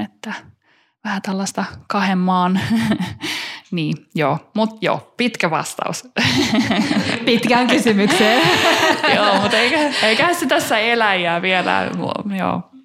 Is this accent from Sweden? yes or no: yes; Stockholm, Stockholm County, Sweden; first language Finnish; mä oon syntynyt ja kasvanut kielivähemmistö Tukholmassa niin kuin suomen kielisenä